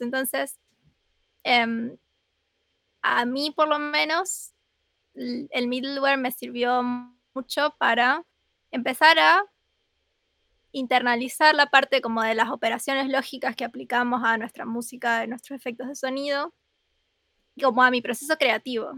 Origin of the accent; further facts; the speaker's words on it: Rosario, Santa Fe, Argentina; soy de Argentina